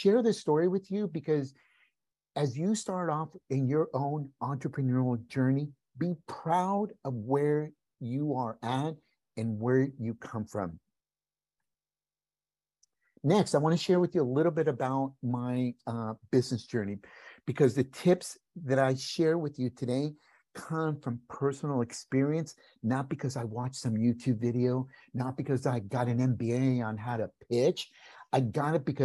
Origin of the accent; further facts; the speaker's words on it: California, United States; first language Spanish; English is a second language; also born or lived in Mexico; I was born in California. A month after I was born, we moved back to Mexico, lived there until I was 5 years old. We came back to California and stayed.